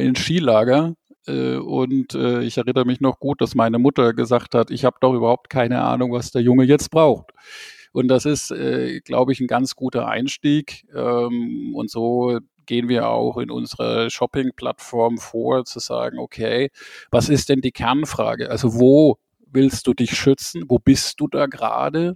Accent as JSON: {"language": "German", "region": "Rhineland-Palatinate", "country": "Germany", "tie": "born or raised there", "said": "Ich bin in der Pfalz geboren."}